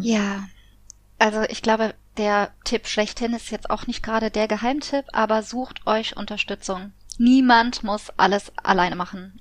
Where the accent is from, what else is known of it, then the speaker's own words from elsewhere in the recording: Koblenz, Rhineland-Palatinate, Germany; in Koblenz, also da wo ich herkomme, in der Heimatstadt